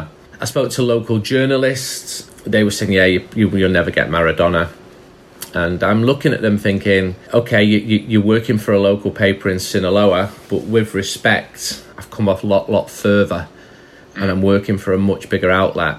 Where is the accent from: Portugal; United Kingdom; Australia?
United Kingdom; Manchester, North West England; I'm from Manchester in England